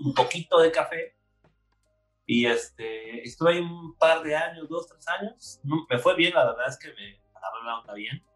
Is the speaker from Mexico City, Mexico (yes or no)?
yes; Mexico City, Mexico; Nací en Ciudad de México un glorioso 15 de diciembre de, del año 82